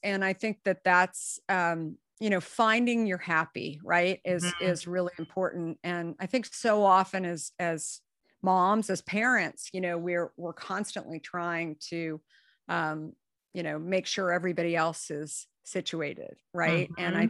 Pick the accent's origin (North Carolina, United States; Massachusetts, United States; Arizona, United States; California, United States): Arizona, United States; Scottsdale; moved away; also born or lived in New York City / San Francisco; I grew up in Arizona and Scottsdale, where pretty much my life was outside.